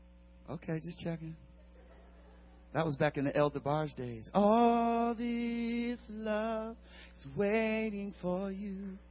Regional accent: Wiesbaden, Hesse, Germany; born there; I was born in Wiesbaden, West Germany.

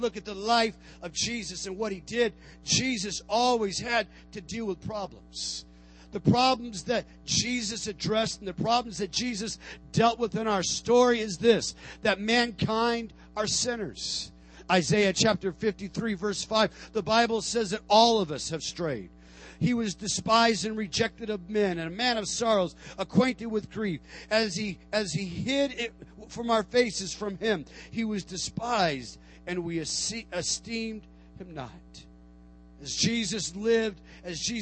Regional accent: Tucson, Arizona, United States; moved away as an adult; also born or lived in Portland; we made our trek back to my hometown, Tucson, Arizona

